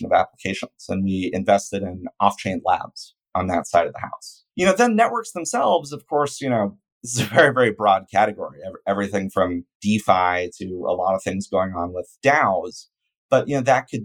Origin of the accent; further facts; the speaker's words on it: a suburb of Oakland, near San Francisco, California, United States; I grew up near San Francisco in a suburb of Oakland